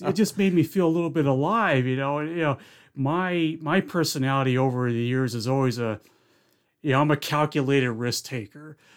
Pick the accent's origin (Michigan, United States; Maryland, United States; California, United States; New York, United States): New York, United States; Philmont; also born or lived in Indian Lake, New York; I moved from Indian Lake, we moved down to Philmont, New York, which was where my mom's side of the family was